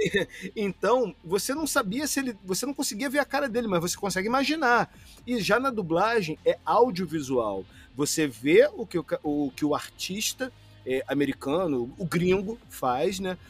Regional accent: Rio de Janeiro, Brazil; accent: carioca; Eu, por exemplo, sou carioca

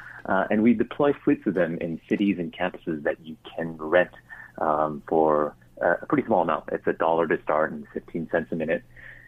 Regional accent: Vancouver, British Columbia, Canada; also born or lived in Singapore; At the age of 10, family moved to Vancouver, I guess that's where I ended up picking up the hockey bug, and was there for high school

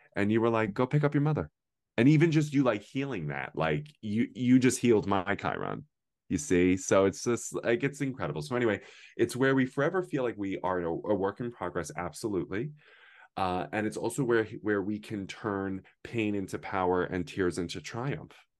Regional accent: United States; I'm the only American in the whole thing

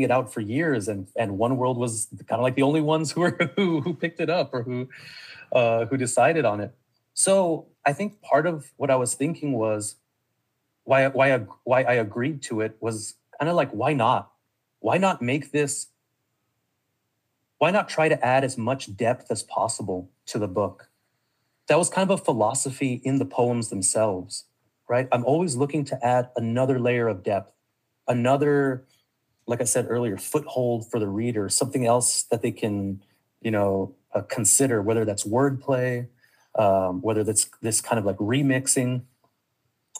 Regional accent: El Paso, Texas, United States; growing up in El Paso, being on that border, I'm in touch with both of those worlds

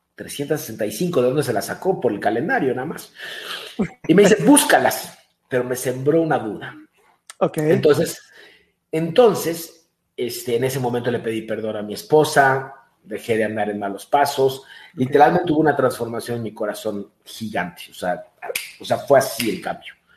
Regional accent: Mexico

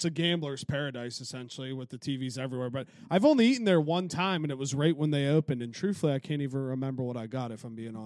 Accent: Wheeling, West Virginia, United States; there's a house back there. That's where we grew up.

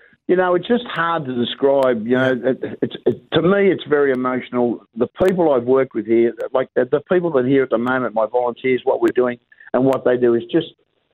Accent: Sydney, New South Wales, Australia; moved away as an adult; now in Tuncurry-Forster, Australia; I was born in Bondi. I moved up to Tuncurry Foster in 1970 to play a trial game of football.

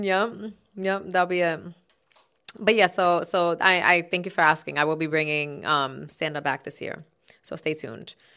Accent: New York City, New York, United States; I'm from Castle Hill

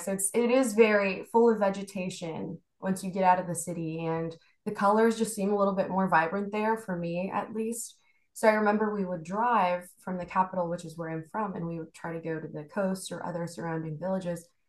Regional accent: Houston, Texas, United States; also born or lived in Bogota, Colombia; I was born in Bogota, Colombia, and then I moved here and been raised here in Houston for quite some time, bounced around Texas a little bit, but mostly in Houston now

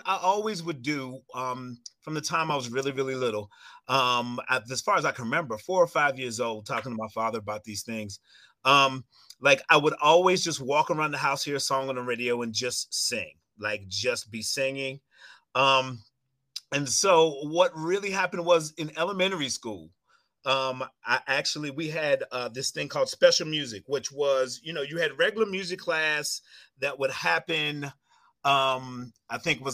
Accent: Waynesboro, Virginia, United States; moved away as an adult; now in Chicago, United States; I'm from Waynesboro, Virginia, which is about an hour and a half away from Winchester.

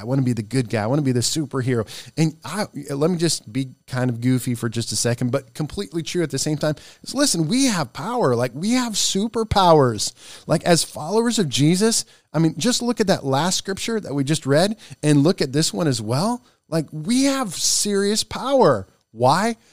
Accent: Nebraska, United States; moved away; My home state is Nebraska. And I was going home the last week

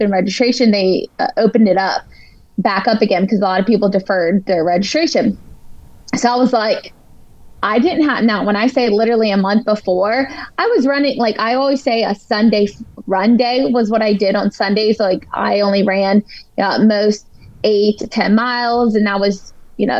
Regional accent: Pennsylvania, United States; also born or lived in Florida; now in Nashville, United States; I'm originally from Pennsylvania

